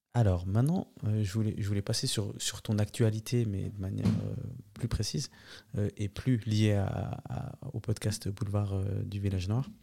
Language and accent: French; Neuchâtel, Switzerland; en tant que Neuchâtelois